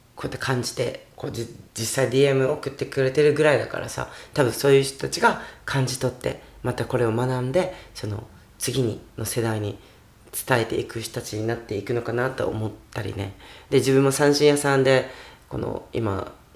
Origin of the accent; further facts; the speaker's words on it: Okinawa, Japan; also born or lived in Tokyo / United States; 沖縄の自分の地元